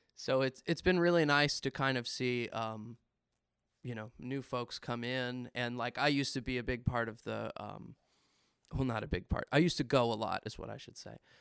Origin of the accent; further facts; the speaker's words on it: Winchester, Virginia, United States; Winchester is kinda my hometown